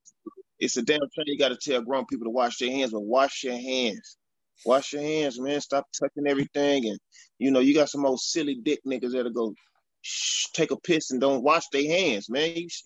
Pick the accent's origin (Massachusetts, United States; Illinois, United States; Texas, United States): Texas, United States; Dallas; I'm from Oak Cliff. I'm from Oak Cliff, Texas. That's the inner city of Dallas.